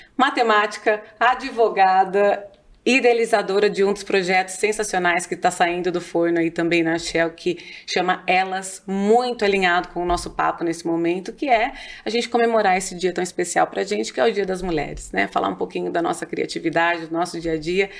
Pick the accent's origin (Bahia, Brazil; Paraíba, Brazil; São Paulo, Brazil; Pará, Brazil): São Paulo, Brazil; Campinas; accent: interior paulista R; vou puxar o R o tempo todo, porque eu sou de Campinas, né? Então, tô aqui do interior